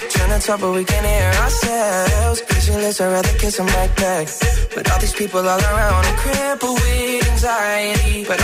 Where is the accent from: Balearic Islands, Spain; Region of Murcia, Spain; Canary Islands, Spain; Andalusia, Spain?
Balearic Islands, Spain; Ibiza; de Ibiza.